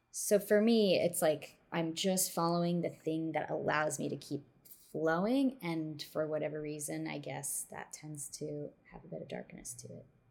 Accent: Midwest, United States; growing up in the Midwest

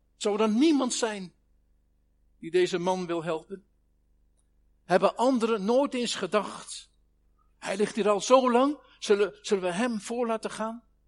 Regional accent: Netherlands; Ons land is een van de meest dichtstbevolkte gebieden van de wereld

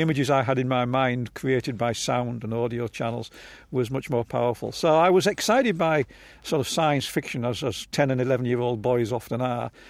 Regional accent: Hull, Yorkshire and the Humber, United Kingdom; now in Palo Alto, United States; I was born in Hull

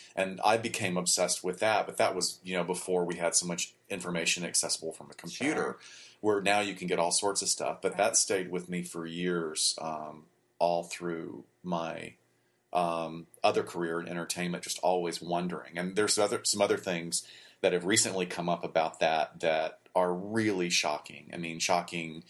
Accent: Huntsville, Alabama, United States; moved away; my hometown, which is Huntsville, Alabama

